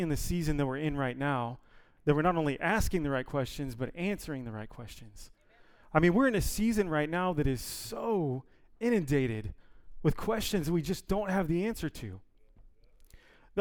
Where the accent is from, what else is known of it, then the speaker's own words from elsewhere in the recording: Ohio, United States; moved away as an adult; also born or lived in California; now in Oxnard, United States; We're originally from Ohio